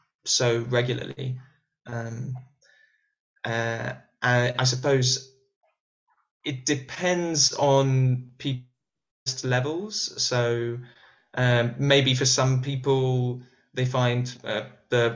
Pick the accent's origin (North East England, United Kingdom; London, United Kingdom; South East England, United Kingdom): South East England, United Kingdom; Canterbury; also born or lived in Buenos Aires, Argentina / Resistencia, Argentina; I'm from Canterbury in the southeast of England, which is where I live.